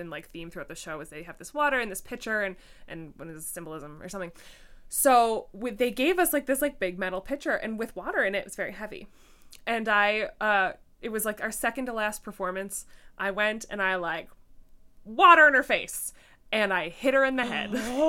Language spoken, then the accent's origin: English; Ireland; accent: Irish; I was like, with my Irish accent, like, water, WTH!